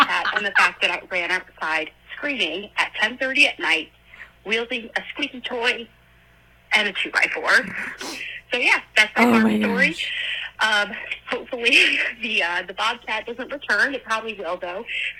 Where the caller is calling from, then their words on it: New Hampshire, United States; I'm calling from New Hampshire